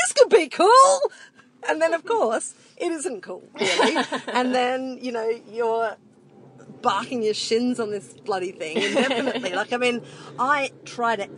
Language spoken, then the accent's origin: English; Adelaide Plains, South Australia, Australia; We grew up on the Adelaide Plains in the same teeny little country town